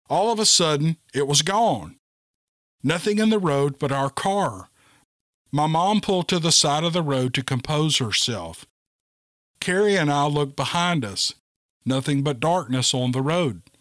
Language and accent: English; Bend, Oregon, United States; This encounter happened when I was around 15. I grew up in Bend, Oregon.